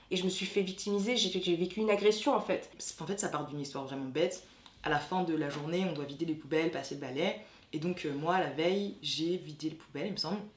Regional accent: France; je suis française mais d'origine haïtienne, j'ai été adoptée enfant

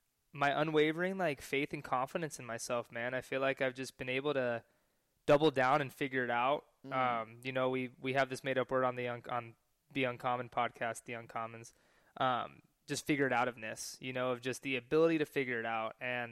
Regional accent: California, United States; moved away as an adult; also born or lived in Hawaii; now in Austin, United States; came to California, started training, my hometown.

